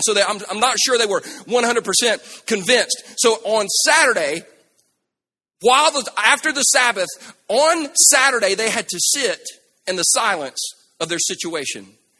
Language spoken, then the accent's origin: English; South Carolina, United States; Now, we're from South Carolina. We ain't never been in no violent earthquake. Never. Never. That we had. Y'all remember the earthquake we had like 2 years ago? You remember in South Carolina?